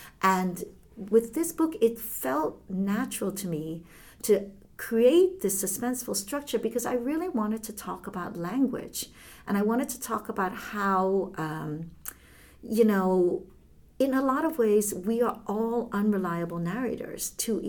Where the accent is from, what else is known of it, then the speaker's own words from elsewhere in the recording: Hong Kong; born there; So I still speak Chinese because I was born in Hong Kong and my mother never learned to speak English.